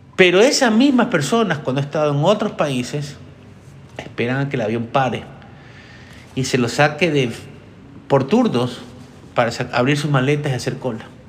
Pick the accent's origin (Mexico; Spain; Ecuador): Ecuador; yo soy ecuatoriano